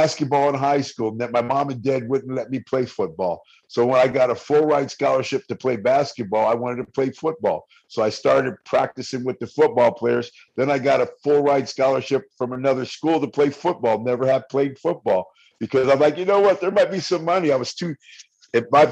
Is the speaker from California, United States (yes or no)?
yes; Bay Area, California, United States; now in Las Vegas, United States; I'm from the Bay Area